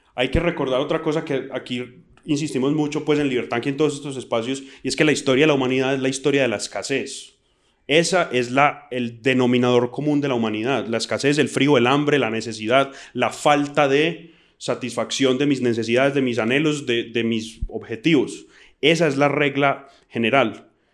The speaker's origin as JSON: {"language": "Spanish", "country": "Colombia", "said": "como colombianos"}